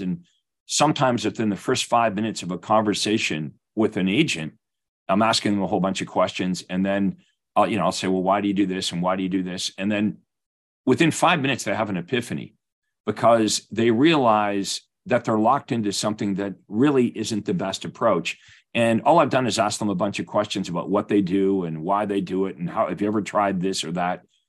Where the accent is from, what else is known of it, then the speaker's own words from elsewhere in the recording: Winnipeg, Manitoba, Canada; being Canadian, I've played hockey my whole life.